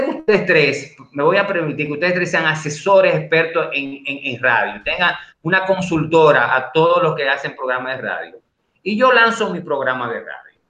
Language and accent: Spanish; Dominican Republic; nosotros como dominicanos